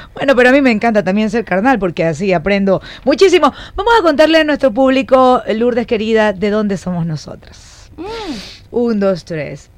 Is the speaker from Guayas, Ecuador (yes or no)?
yes; Guayaquil, Guayas, Ecuador; yo también nací en Guayaquil, pero toda mi ascendencia eh, paterna es manaba